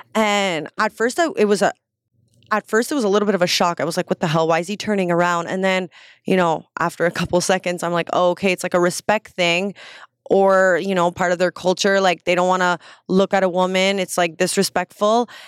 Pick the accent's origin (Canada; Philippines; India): Canada